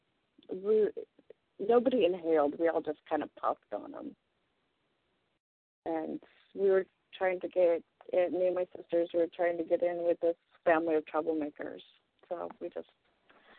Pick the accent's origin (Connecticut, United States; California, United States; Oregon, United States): Oregon, United States; Portland; also born or lived in Hermiston, Oregon; I was born in Portland, Oregon, where I live now